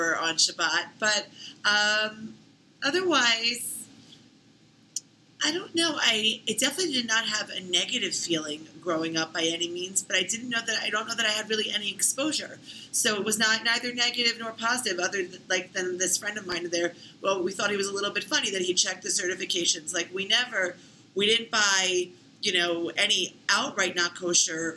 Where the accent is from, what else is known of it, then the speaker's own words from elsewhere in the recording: Philadelphia, Pennsylvania, United States; I was born in Northeast Philly and then raised in the suburbs.